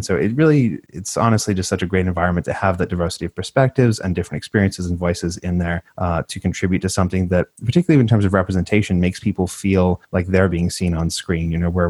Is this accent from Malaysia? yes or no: no; Australia; when we're both immigrants. I'm from Australia. My accent's literally going away